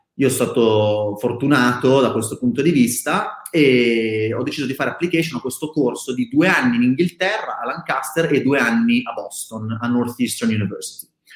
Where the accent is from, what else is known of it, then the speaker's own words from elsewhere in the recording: Milan, Lombardy, Italy; io originalmente sono di Milano, nato e cresciuto a Milano